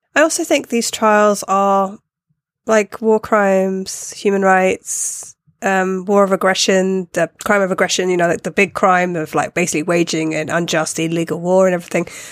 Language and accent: English; United Kingdom; me being a British person.